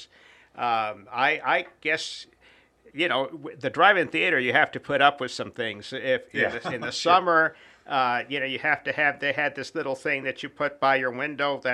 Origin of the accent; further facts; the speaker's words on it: Tampa, Florida, United States; also born or lived in Gainesville; I was born and raised in Tampa. Spent most of my childhood either in West Tampa, where I lived, and Ybor City, where my dad worked